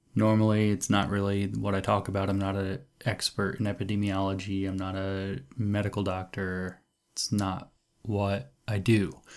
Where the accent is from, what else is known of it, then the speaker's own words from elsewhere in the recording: United States; I'm an American